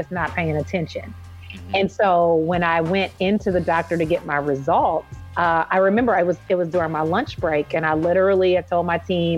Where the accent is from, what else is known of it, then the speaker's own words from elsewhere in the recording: Indianapolis, Indiana, United States; moved away as an adult; also born or lived in Chicago / Orlando; I'm from Indianapolis